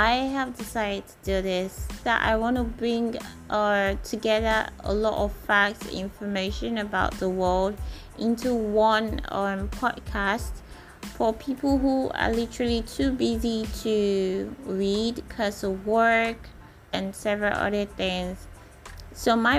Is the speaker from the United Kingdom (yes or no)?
no; Nigeria; I'm a Nigerian